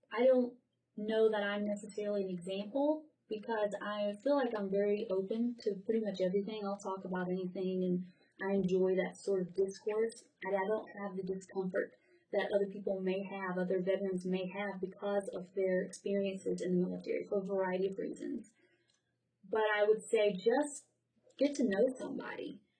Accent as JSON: {"language": "English", "region": "the South", "country": "United States", "said": "possibly because I'm from the South too, and the military is has is very respected where I'm from."}